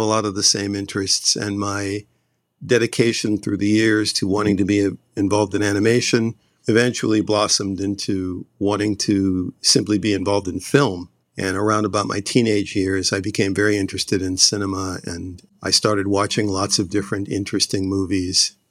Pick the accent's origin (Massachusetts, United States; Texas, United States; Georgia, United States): Massachusetts, United States; Boston; moved away as an adult; also born or lived in Los Angeles; I grew up in Roxbury, Massachusetts.